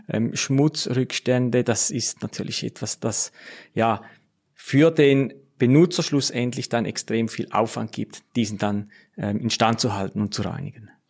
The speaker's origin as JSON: {"language": "German", "country": "Switzerland", "said": "bei uns in der Schweiz"}